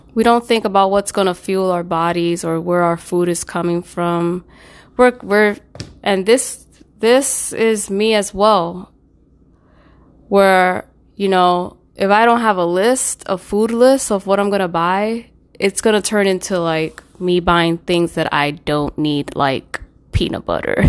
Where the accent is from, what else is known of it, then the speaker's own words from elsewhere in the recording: New York City, New York, United States; I'm from New York, specifically the Bronx